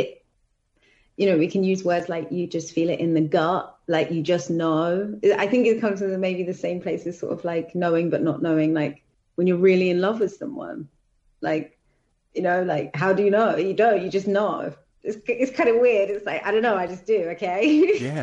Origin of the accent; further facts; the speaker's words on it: London, United Kingdom; I'm from Southeast London. That's just not the way that I speak